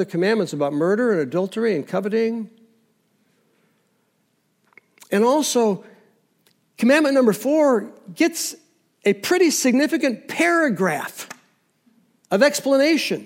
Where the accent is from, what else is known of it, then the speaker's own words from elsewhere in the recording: United States; we, as American Christians